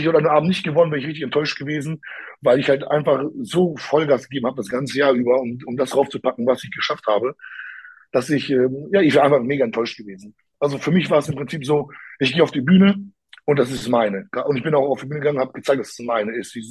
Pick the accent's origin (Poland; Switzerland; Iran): Poland; dass ich auch Pole bin oder Polnisch sprechen kann